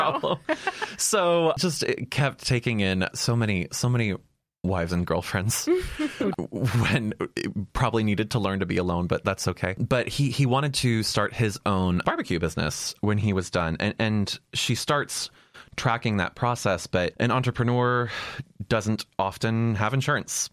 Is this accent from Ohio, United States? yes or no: yes; Ohio, United States; moved away; also born or lived in Texas; My home state, Ohio